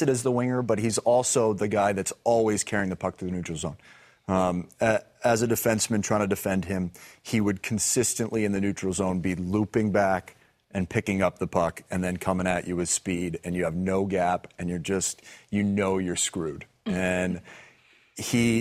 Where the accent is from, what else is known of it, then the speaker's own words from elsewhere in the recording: United States; as an American